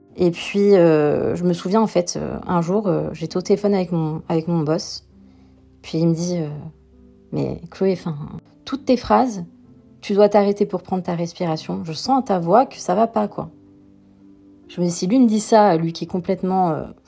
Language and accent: French; the South, southern France, France; moved away as an adult; also born or lived in Paris; Je suis originaire du Sud